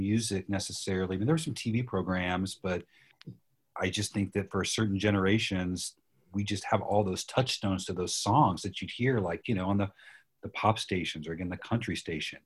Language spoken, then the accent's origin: English; Kansas City, United States; moved away; I'm from Kansas City, but moved away